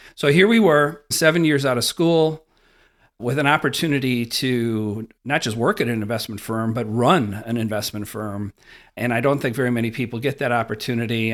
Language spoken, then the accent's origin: English; Wisconsin, United States; that classic Wisconsin farm kid experience.